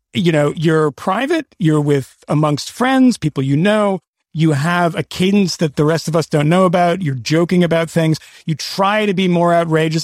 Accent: Boston, Massachusetts, United States; I grew up in Boston

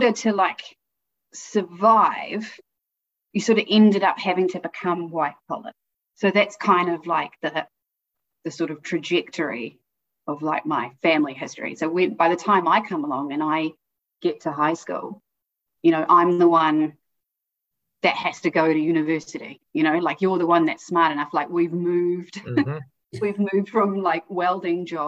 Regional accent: Auckland, New Zealand; moved away; also born or lived in Christchurch, New Zealand / Hamilton, New Zealand; I'm born and raised New Zealand. So I was born in Christchurch. And then my family moved up to Hamilton.

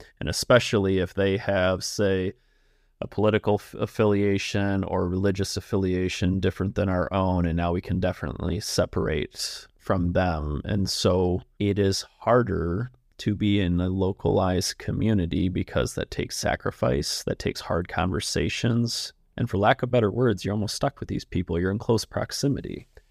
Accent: Michigan, United States; I grew up just outside of Detroit.

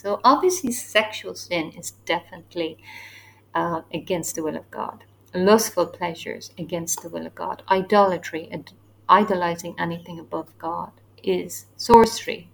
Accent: Ireland; now in Asia; I'm from Ireland, so we are more new to these born again evangelical churches. So we don't have that ingrained history of evangelicalism in our country

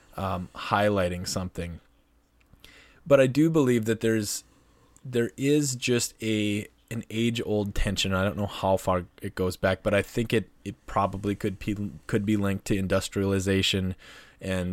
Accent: North Dakota, United States; my home state, North Dakota

